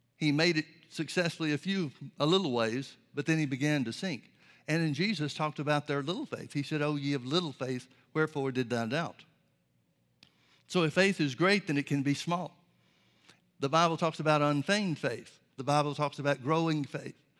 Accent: Birmingham, Alabama, United States; I grew up in the Baptist church, Southern Baptist church in Birmingham, Alabama

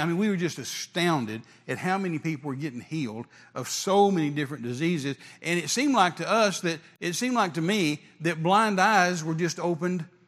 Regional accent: West Texas, United States; me being raised in West Texas around rattlesnakes

